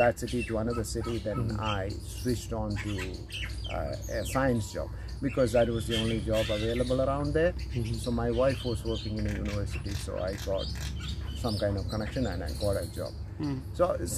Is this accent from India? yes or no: yes; India; accent: Indianized English; first language Malayalam; English is a second language; moved away; also born or lived in United States; my language is Indianized English